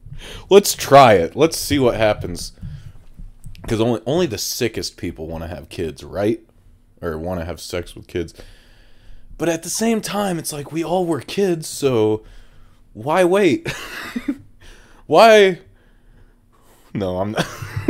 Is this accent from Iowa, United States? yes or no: no; Toledo, Ohio, United States; I mean, I am originally from Toledo, so I know a thing or two.